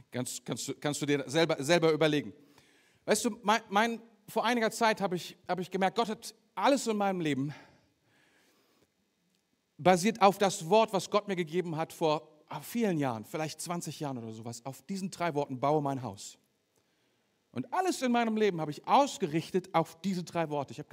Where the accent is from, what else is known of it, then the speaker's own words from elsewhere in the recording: Germany; Ein klein bisschen deutsch, wenn du so möchtest. Weil ich bin ja selber auch Deutscher.